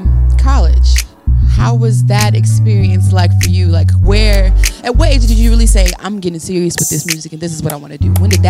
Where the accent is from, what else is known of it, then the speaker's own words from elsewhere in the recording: Oxford, North Carolina, United States; also born or lived in Mississippi / Henderson, North Carolina; I'm from Mississippi. So I came down here when I was, like, I started first grade here. Not in Greensboro, but Granville County.